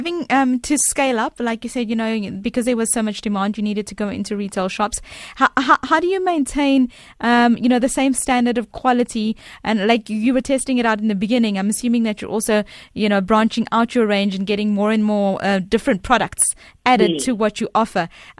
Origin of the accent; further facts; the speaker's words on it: South Africa; Because like we said, we're proudly South African, and this is made in MZ